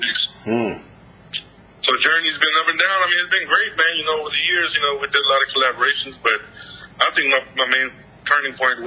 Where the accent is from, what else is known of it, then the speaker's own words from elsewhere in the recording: Atlanta, Georgia, United States; also born or lived in Jammu and Kashmir, India; I was born there, and when I moved to Atlanta